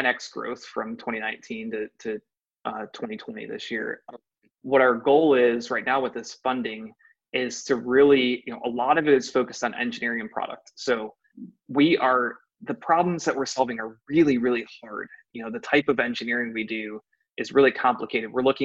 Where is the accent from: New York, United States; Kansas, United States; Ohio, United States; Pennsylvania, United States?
Ohio, United States; I'm actually born and raised in Ohio, went to Ohio State